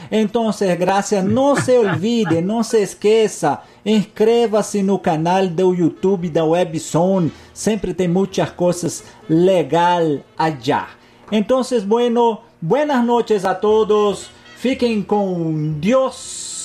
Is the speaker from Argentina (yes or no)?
yes; Argentina; Portuguese is a second language; Eu sou argentino, tenho sangue latino